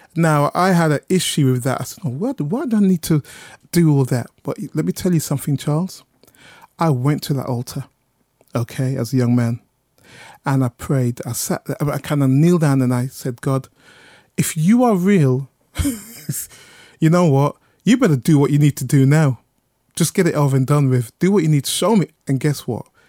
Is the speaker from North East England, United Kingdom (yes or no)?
no; Birmingham, West Midlands, United Kingdom; moved away as an adult; now in London, United Kingdom; I'm from Birmingham. I'm a Brummie.